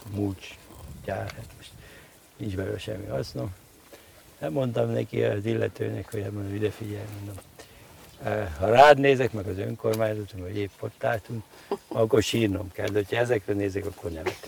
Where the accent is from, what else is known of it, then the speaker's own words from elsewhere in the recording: Miskolc, Borsod-Abaúj-Zemplén, Hungary; moved away; gyerekkoromban Miskolcon, uh-huh. ugye ahol születtem